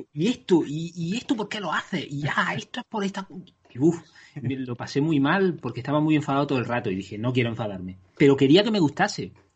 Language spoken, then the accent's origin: Spanish; Andalusia, Spain; soy andaluz